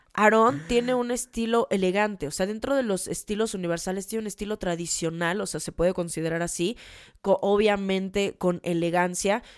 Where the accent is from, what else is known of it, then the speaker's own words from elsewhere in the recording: Mexico; eso justamente somos los mexicanos